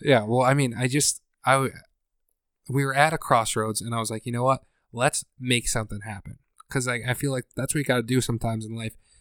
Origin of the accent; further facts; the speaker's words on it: Scranton, Pennsylvania, United States; I'm from Scranton